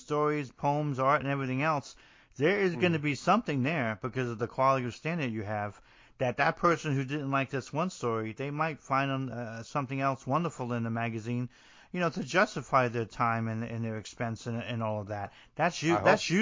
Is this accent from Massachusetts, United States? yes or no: no; Hoboken, New Jersey, United States; moved away; I'm originally from Hoboken.